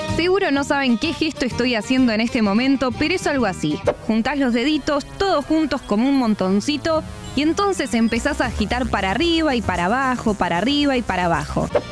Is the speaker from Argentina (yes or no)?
yes; Argentina; ¿Qué me van a hablar a mí de italianidad si nací en Argentina?